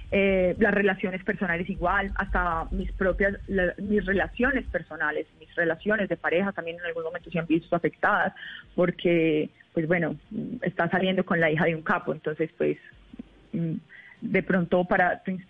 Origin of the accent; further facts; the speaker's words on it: Colombia; como un ciudadano común y corriente colombiano